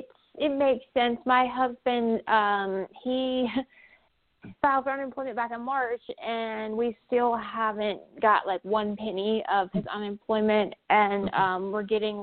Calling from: San Diego, California, United States; I'm calling from San Diego, California.

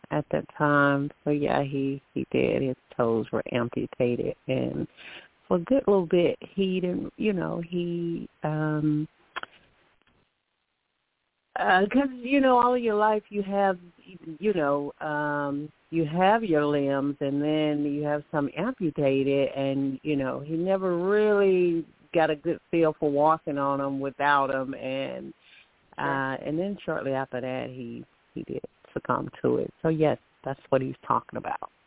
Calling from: Alabama, United States; I'm calling from Alabama.

